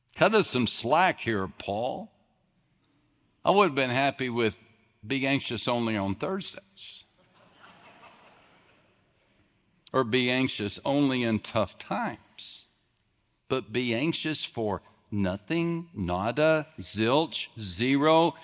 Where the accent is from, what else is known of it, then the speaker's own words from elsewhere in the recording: West Texas, United States; I grew up in West Texas, small West Texas town